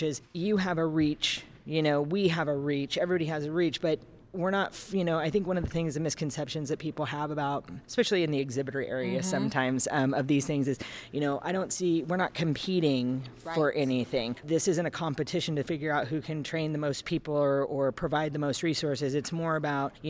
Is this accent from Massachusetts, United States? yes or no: no; Northern California, United States; where I grew up in Northern California, just for everybody who wanted to know, I am not a Southern California girl